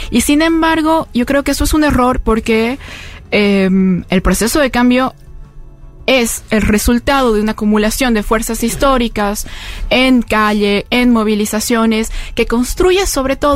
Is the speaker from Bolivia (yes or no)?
yes; La Paz, Bolivia; Bueno, yo vengo de La Paz es la sede de, gobierno en Bolivia.